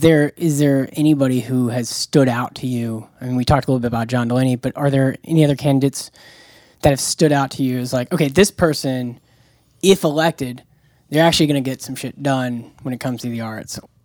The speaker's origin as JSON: {"language": "English", "town": "Jacksonville", "region": "Florida", "country": "United States", "said": "I'm from Jacksonville, Florida"}